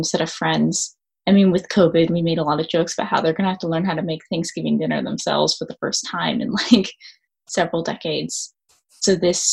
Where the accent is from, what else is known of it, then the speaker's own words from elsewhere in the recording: Palo Alto, California, United States; also born or lived in Baltimore; my situation growing up in California is I live in a house in Palo Alto